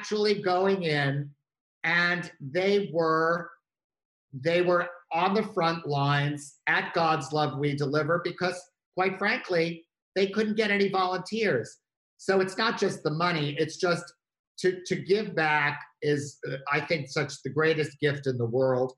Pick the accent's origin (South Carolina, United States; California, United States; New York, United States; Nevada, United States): New York, United States; as a New Yorker